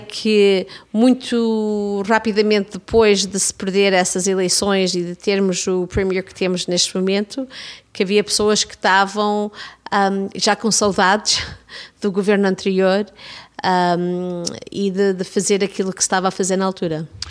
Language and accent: Portuguese; Toronto, Ontario, Canada; also born or lived in Gouveia, Portugal; a minha comunidade de Davenport, a comunidade onde eu fui criada